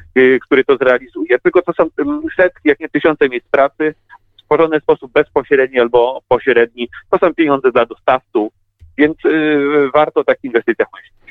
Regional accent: Łódź, Łódź Voivodeship, Poland

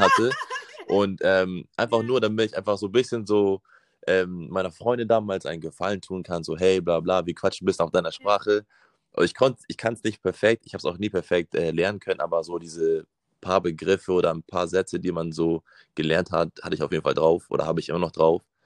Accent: Hamburg, Germany; Also ich bin in Hamburg geboren und aufgewachsen

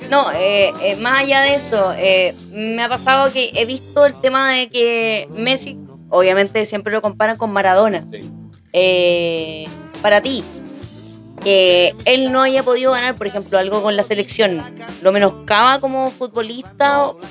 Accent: Chile; Jorge, después de tirarnos muchas flores como chilenos

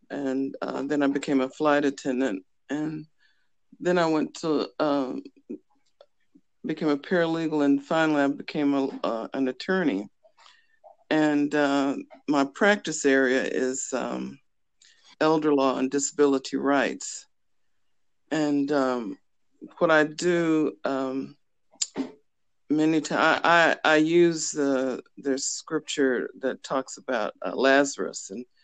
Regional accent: Fort Benning, Georgia, United States; born there; I'm an Army brat. I was born in Fort Benning, Georgia graduated from Fort Knox High School

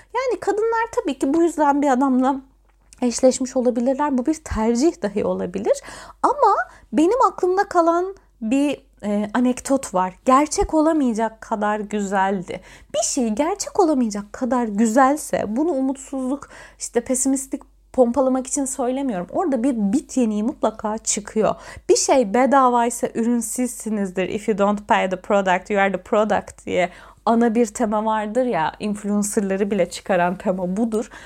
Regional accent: Antalya, Turkey; ben bir Antalyalıyım.

